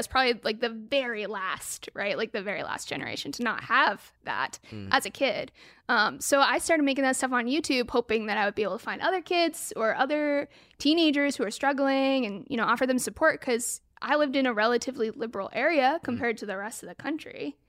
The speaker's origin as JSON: {"language": "English", "region": "West Coast", "country": "United States", "tie": "born or raised there", "also_born_or_lived": "Portland, Oregon / Sacramento / Bay Area", "said": "I grew up all over the West Coast. Okay. Portland, Oregon, Sacramento, Bay Area."}